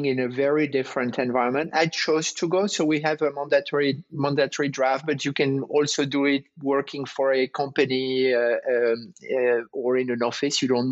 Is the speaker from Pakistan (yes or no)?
no; northern France, France; also born or lived in Paris; Born and raised in France, north of France, studied in Paris